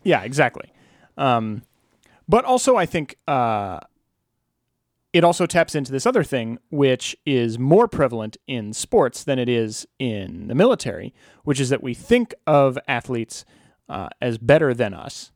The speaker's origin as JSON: {"language": "English", "town": "Alexandria", "region": "Virginia", "country": "United States", "tie": "born or raised there", "said": "my hometown of Alexandria, Virginia"}